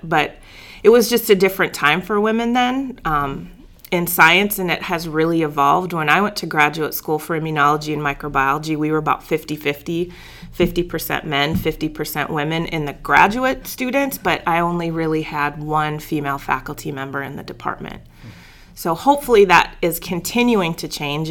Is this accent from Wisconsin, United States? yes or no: no; Bismarck, North Dakota, United States; moved away as an adult; So I grew up in Bismarck, North Dakota.